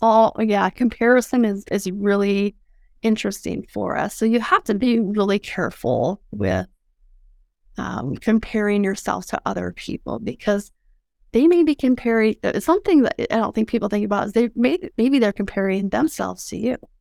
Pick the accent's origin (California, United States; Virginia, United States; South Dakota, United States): South Dakota, United States; Mobridge; I grew up in South Dakota